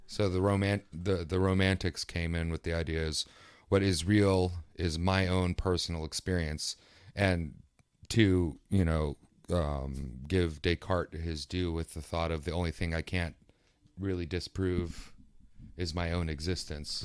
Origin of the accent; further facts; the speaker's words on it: East Coast, West Virginia, United States; I'm from East Coast, West Virginia